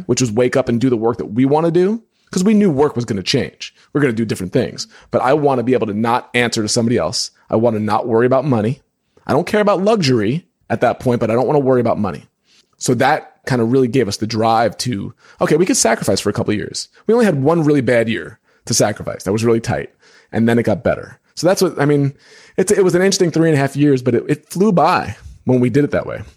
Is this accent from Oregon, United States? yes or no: no; New York, United States; moved away as an adult; now in Indiana, United States; When I lived in New York, 'cause I'm from New York